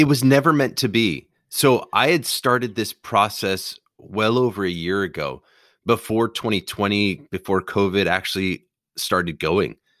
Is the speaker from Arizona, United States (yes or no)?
yes; Phoenix, Arizona, United States; my hometown, Phoenix